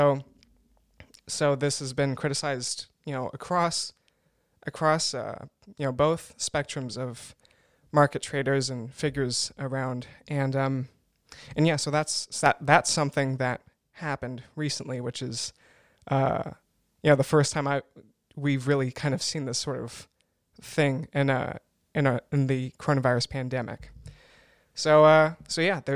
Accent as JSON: {"language": "English", "country": "United States", "moved": "as an adult", "lives_now": "Germany", "said": "I'm an American"}